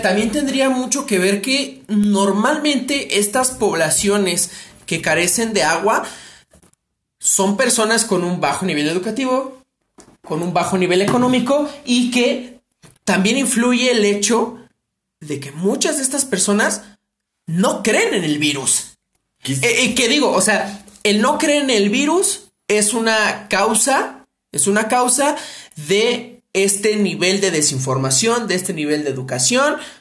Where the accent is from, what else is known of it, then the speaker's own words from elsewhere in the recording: Mexico City, Mexico; somos de la Ciudad de México